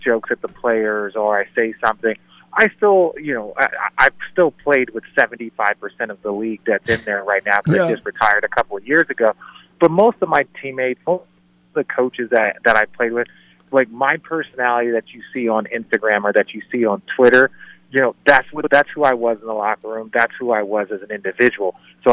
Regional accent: Phoenix, Arizona, United States; I grew up in Phoenix, so I have a ton of friends that were Suns fans.

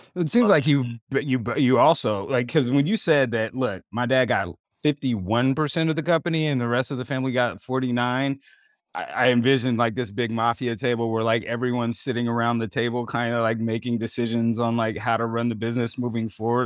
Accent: West Coast, United States; moved away; also born or lived in Oregon / California; I grew up on the West Coast. I'm a West Coast kid. I grew up between Oregon and California.

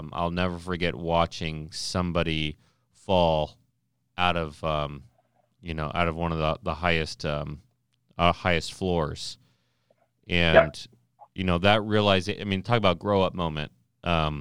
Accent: Ohio, United States; I'm from Ohio

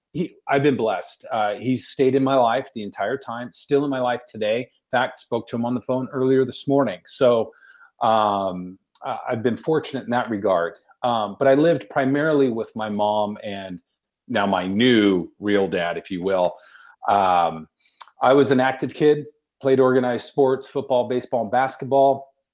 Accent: Victorville, California, United States; also born or lived in Long Beach, California; I grew up in Victorville

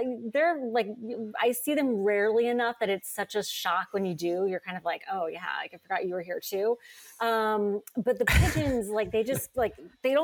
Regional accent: North Carolina, United States; now in New York, United States; I grew up in North Carolina

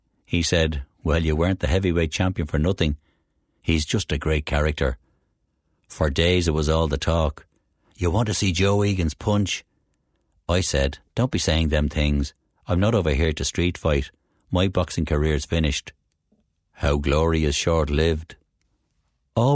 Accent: Dublin, Leinster, Ireland; moved away as an adult; also born or lived in United States; now in England; I'm from Dublin as well.

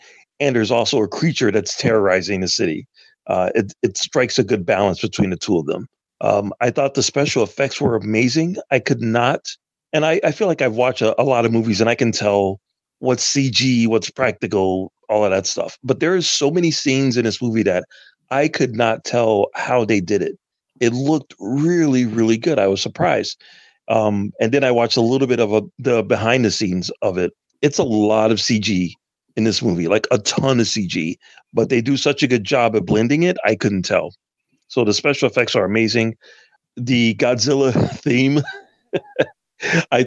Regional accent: Chicago, Illinois, United States; growing up in Chicago

